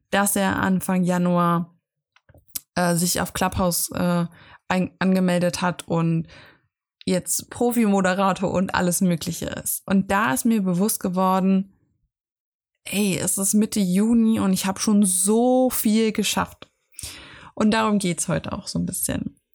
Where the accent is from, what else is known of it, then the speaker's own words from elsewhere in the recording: Austria; Ich bin aus Österreich rausgewachsen. Aus, ja, aus, aus dem Kinderhaus, wo ich aufgewachsen bin.